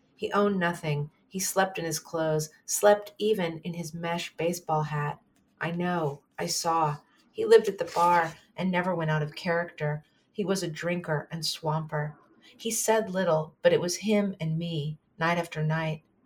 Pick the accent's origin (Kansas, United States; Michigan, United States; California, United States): California, United States; San Francisco; growing up in San Francisco